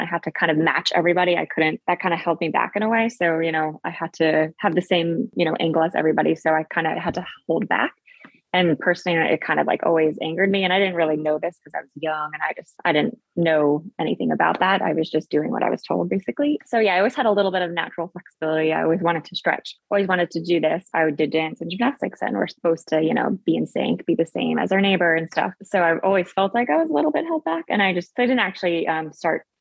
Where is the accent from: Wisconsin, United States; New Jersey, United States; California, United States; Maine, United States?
New Jersey, United States; moved away as an adult; From Jersey